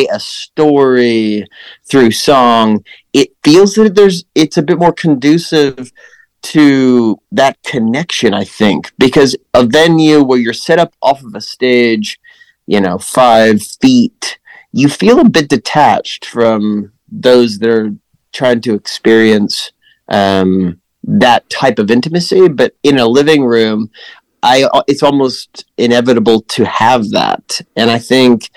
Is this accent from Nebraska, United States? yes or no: yes; Lincoln, Nebraska, United States; moved away; I grew up in Lincoln, just capital